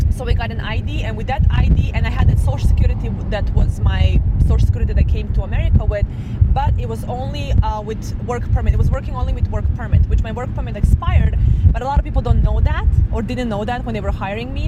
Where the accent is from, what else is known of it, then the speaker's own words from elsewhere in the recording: Serbia; moved away as an adult; now in Las Vegas, United States; I'm originally from Serbia, East Europe